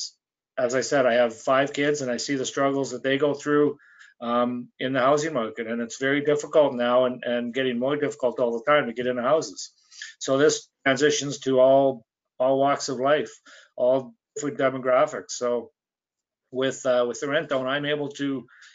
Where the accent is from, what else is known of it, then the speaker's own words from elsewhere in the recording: Saskatchewan, Canada; moved away as an adult; now in Calgary, Canada; Came out here to Calgary. I grew up in Saskatchewan. Came out here right after high school